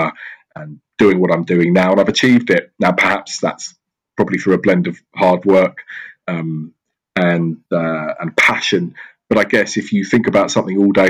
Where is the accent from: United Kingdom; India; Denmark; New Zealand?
United Kingdom; Surrey / Southwest London, South East England; growing up in Surrey in Southwest London, I was surrounded by incredible property